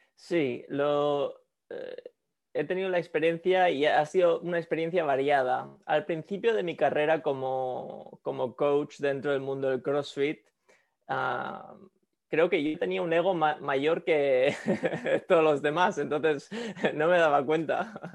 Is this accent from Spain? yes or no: yes; Spain; moved away as an adult; also born or lived in Quito, Ecuador / Sweden (parents); now in San Francisco, United States; en España pasé la mayoría de mi infancia, a 17, 18 años